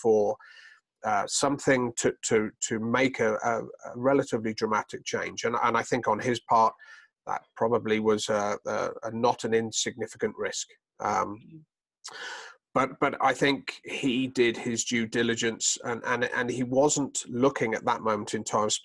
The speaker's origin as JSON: {"language": "English", "country": "United Kingdom", "also_born_or_lived": "Boulder, Colorado", "moved": "as an adult", "lives_now": "United States", "said": "You may tell I have a slight accent. I'm originally from the United Kingdom."}